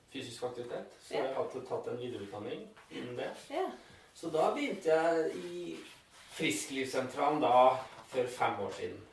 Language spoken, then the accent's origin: Norwegian; Eidskog, Innlandet, Norway; jeg er fra Eidskogen